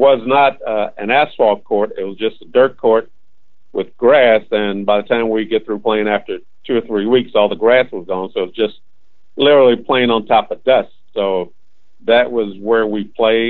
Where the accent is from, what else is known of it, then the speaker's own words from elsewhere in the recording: Indianapolis, Indiana, United States; I was born in Indianapolis on the west side in the area where the IUPUI campus is now located. Our neighborhood was south of New York Street, and Military Park was our playground